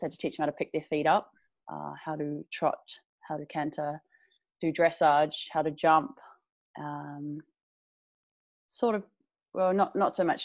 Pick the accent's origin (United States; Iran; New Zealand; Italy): New Zealand; moved away; I'm from New Zealand originally. I grew up on a farm.